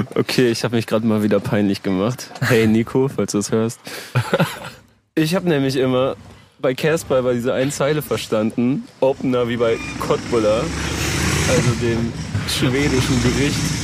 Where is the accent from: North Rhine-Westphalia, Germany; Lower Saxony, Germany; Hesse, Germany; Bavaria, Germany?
Lower Saxony, Germany; near Oldenburg; now in Hamburg, Germany; ich komme aus der Nähe von Oldenburg